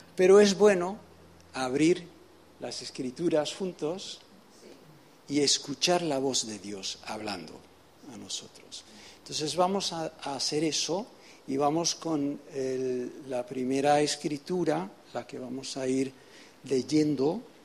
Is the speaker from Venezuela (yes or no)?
yes; Venezuela; also born or lived in United States / England; now in Spain; vengo de España, nací en los Estados Unidos, me crié en Venezuela